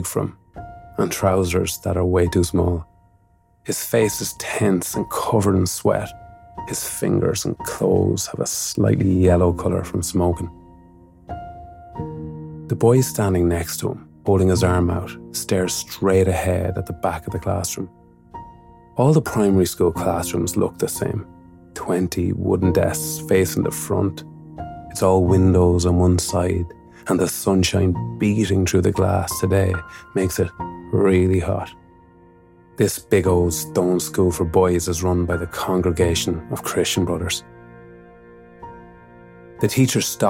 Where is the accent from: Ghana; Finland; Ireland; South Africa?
Ireland; Mullingar, Leinster; my hometown of Mullingar